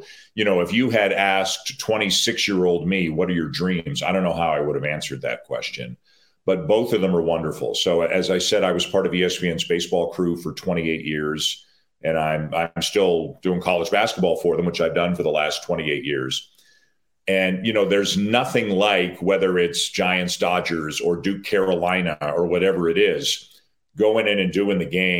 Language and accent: English; Toronto, Ontario, Canada; I grew up in Toronto